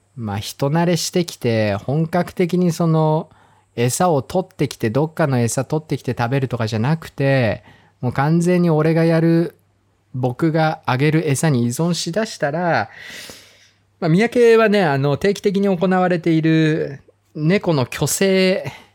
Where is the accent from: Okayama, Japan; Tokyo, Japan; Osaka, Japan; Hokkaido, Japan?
Hokkaido, Japan; moved away; 僕も、まあ、北海道出身